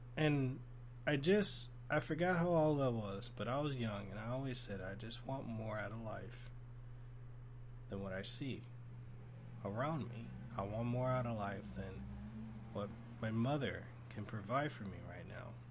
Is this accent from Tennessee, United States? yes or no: yes; Memphis, Tennessee, United States; now in Honolulu, United States; I grew up in this area, Norwood, this neighborhood, Norwood, in South Memphis